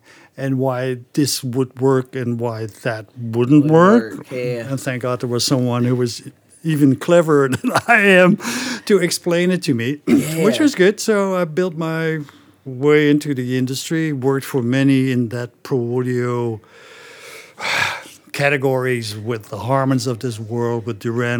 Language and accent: English; Netherlands; English is a second language; moved away; also born or lived in Germany / Belgium / Canada / Singapore; I'm originally from the Netherlands, as you know. But I lived in Germany, in Belgium, in Canada for a couple of years, in Singapore for a couple of years.